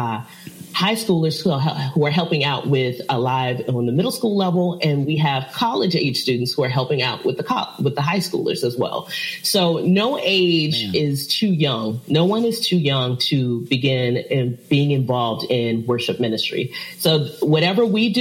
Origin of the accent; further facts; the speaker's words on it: Richmond, Virginia, United States; moved away as an adult; now in Chesapeake, United States; I am originally from Richmond, Virginia, and I moved down to Chesapeake about almost 8